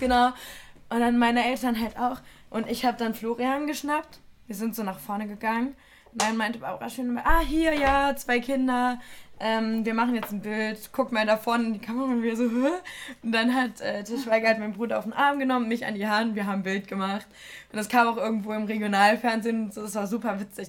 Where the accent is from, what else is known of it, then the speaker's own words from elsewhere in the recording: Germany; ich komme aus Deutschland